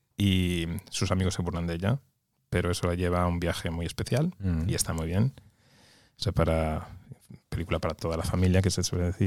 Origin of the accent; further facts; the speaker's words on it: Santiago de Compostela, Galicia, Spain; moved away as an adult; also born or lived in Gijón / Lerma, Burgos; now in Oslo, Norway; Yo soy nacido en Gijón y criado en Santiago, Galicia, pero toda mi familia es de Lerma, provincia de Burgos.